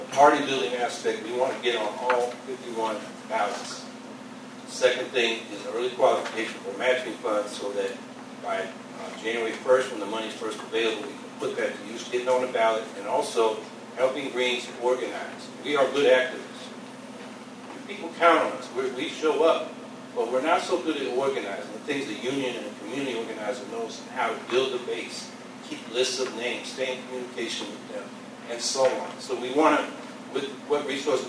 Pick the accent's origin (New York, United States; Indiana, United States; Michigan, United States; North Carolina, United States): New York, United States; Syracuse; I'm from Syracuse, New York.